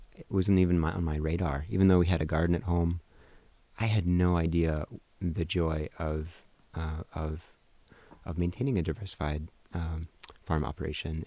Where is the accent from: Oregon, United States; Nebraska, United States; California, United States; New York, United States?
Oregon, United States; Portland; also born or lived in Colorado / Hawaii; I grew up in South Portland